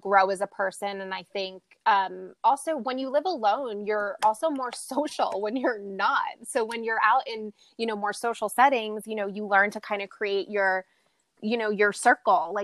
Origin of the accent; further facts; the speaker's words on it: New York, United States; also born or lived in Bronx / Little Rock, Arkansas; being someone who's born and raised in New York